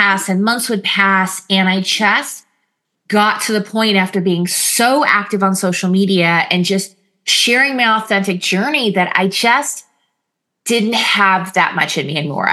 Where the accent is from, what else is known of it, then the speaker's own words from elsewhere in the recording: California, United States; we're Californian